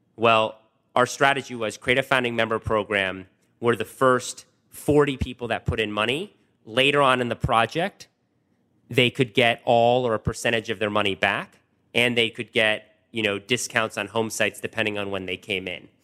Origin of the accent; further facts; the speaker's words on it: Washington, District of Columbia, United States; also born or lived in Wisconsin; I grew up in Washington, D C, literally in the city.